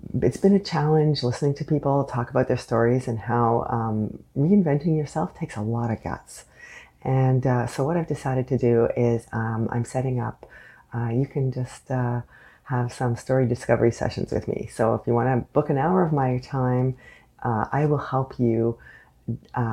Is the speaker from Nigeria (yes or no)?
no; Canada; I am unapologetically Canadian.